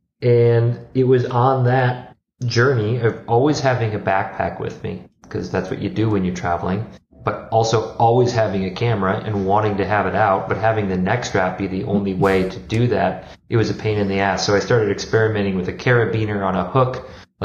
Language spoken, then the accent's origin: English; Minnesota, United States; moved away as an adult; also born or lived in Wisconsin / Rome / San Francisco; I grew up in Minnesota